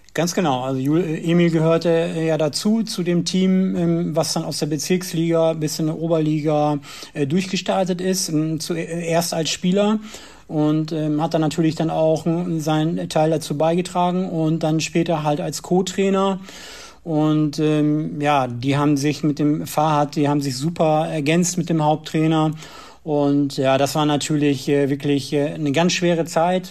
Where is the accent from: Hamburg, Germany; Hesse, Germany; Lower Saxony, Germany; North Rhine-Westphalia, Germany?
Lower Saxony, Germany; Osnabrück; moved away as an adult; also born or lived in Bersenbrück area; Ich komme ursprünglich aus Osnabrück, habe da auch selber Fußball gespielt